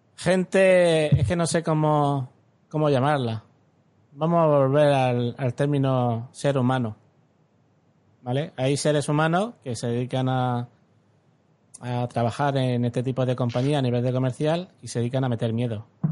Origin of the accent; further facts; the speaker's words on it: Alhama de Murcia, Region of Murcia, Spain; el, pueblo donde nací, en Alama